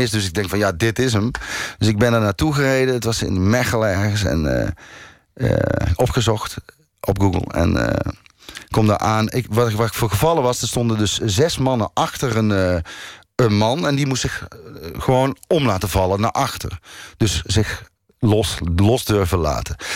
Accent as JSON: {"language": "Dutch", "region": "North Brabant", "country": "Netherlands", "said": "Ik kom uit het Brabantse eh, land."}